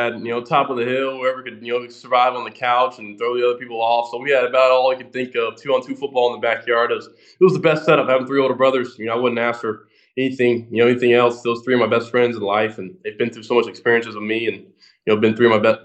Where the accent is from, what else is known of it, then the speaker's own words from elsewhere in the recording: the South, United States; I'm from the South